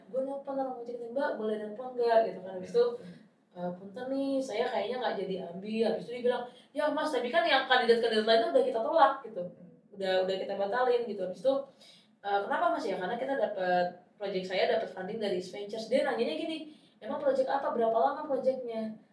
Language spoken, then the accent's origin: Indonesian; Boyolali, Central Java, Indonesia; moved away; gue tuh sekarang aja tuh pulang ke kampung halaman gue di Boyolali